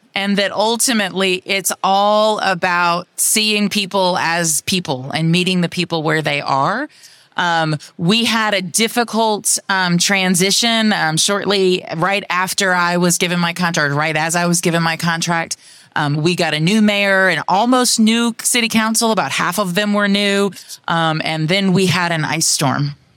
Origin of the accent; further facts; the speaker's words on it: Austin, Texas, United States; C E O of Cat Metro in my hometown of Austin, Texas.